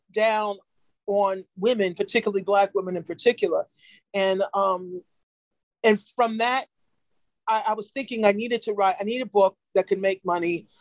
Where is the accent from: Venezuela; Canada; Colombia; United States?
United States; New York; I'm from New York